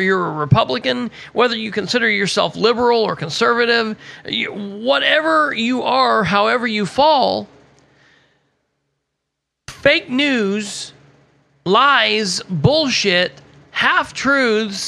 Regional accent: Muncie, Indiana, United States; my home state of Indiana, definitely in East Central Indiana, definitely in my city of Muncie, Indiana

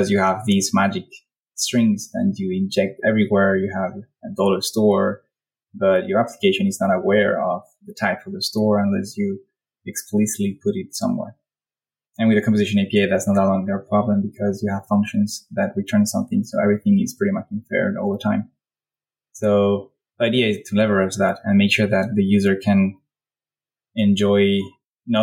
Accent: Spain; now in Paris, France; I live in Paris, I'm from Spain

